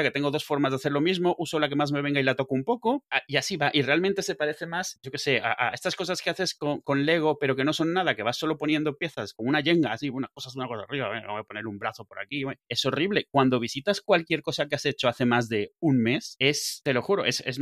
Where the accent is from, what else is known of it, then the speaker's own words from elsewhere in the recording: Mexico; moved away as an adult; now in Spain; Yo vengo de México, al final de cuentas, viví ahí muchos años.